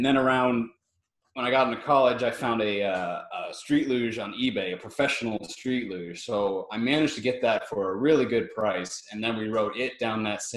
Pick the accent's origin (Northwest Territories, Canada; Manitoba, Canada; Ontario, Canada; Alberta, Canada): Ontario, Canada; Prince Edward County; I'm from Prince Edward County, Ontario, Canada.